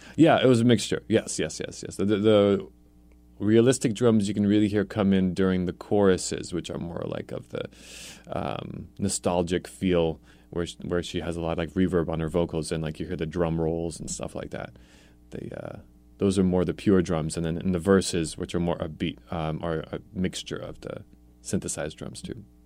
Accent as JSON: {"language": "English", "town": "New York City", "region": "New York", "country": "United States", "tie": "born or raised there", "also_born_or_lived": "Poland", "said": "I was born in Poland, so I have the immigrant roots. Um, we came here when I was, I started kindergarten in New York City"}